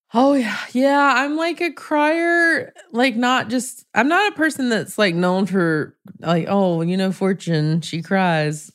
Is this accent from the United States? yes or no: yes; the South, United States; raised in the South, so the church was a part of my life